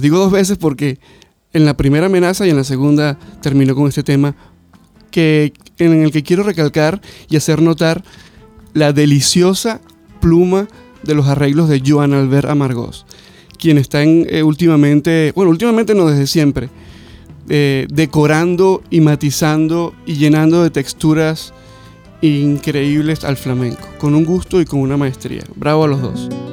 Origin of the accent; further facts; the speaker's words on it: Venezuela; moved away; como decimos en, mi país, en Venezuela, fiebrudo